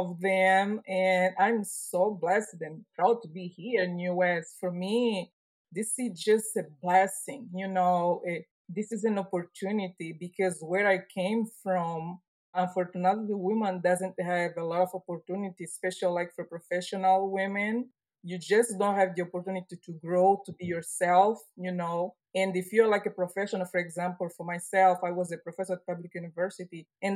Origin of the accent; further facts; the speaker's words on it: Angola; English is a second language; moved away as an adult; also born or lived in Italy; now in United States; I grew up in Angola. I was born in Angola.